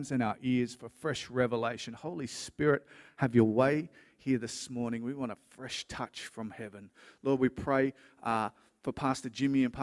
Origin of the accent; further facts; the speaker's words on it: Western Australia, Australia; also born or lived in Dandenong, Victoria; I was born in Victoria, in Dandenong, Victoria. And my parents moved over to Western Australia when I was little